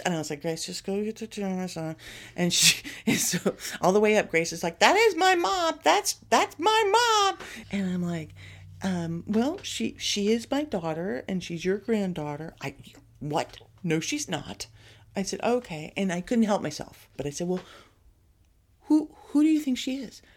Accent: Texas, United States; growing up in Texas

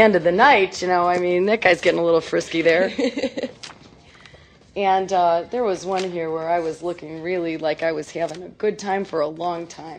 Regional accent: Illinois, United States; And most people, in fact, growing up on the South Side and with everybody going to the parade, a lot of people know that they're not going to work one day.

